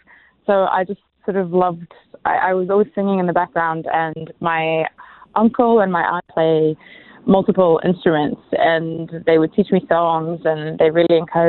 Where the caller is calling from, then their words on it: San Francisco, California, United States; From San Francisco at the moment.